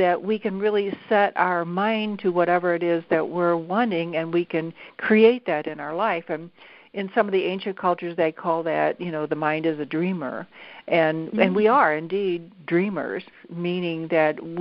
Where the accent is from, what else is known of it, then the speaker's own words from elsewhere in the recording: St. Louis, Missouri, United States; was raised in St. Louis